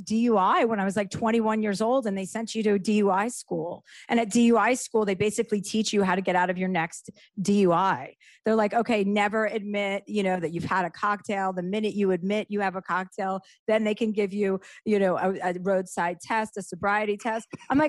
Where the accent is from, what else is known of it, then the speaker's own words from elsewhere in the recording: Livingston, New Jersey, United States; Livingston, New Jersey.